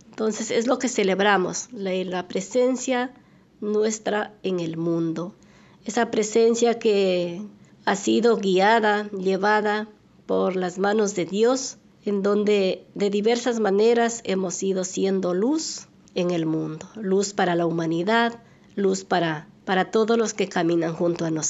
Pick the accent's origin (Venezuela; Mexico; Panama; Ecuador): Ecuador; Güel, Azuay; moved away; yo soy de la provincia de La Suay, del cantón Sixic, parroquia Güell. Mi pueblito es, muy pequeño, bonito, se llama Güell